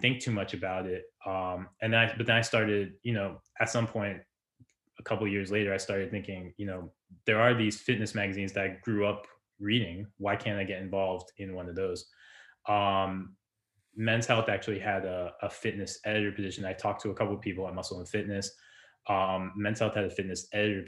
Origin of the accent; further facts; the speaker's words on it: New Jersey, United States; I grew up in Jersey